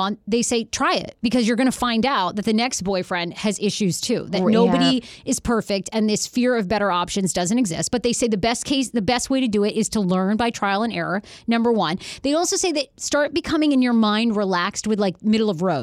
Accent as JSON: {"language": "English", "region": "Maine", "country": "United States", "tie": "born or raised there", "said": "when I grew up in Maine, we used to go to the bear dumps"}